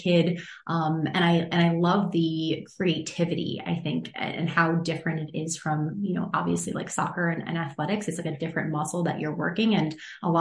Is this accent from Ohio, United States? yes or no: no; Long Island, New York, United States; also born or lived in North Carolina; I grew up on Long Island in New York